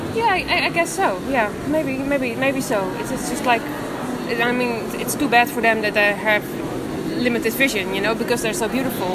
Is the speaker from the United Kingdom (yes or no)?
no; Amsterdam, North Holland, Netherlands; I'm from Amsterdam, the Netherlands, and I'm 33 years old